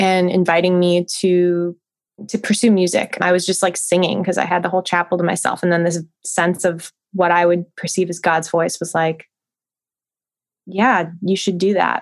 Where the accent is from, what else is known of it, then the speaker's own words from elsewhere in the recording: Santa Monica, California, United States; moved away as an adult; also born or lived in Portland; now in Nashville, United States; I'm born and raised in Southern California, like grew up in Santa Monica, lived in the LA region most of my life, with the exception of college in Portland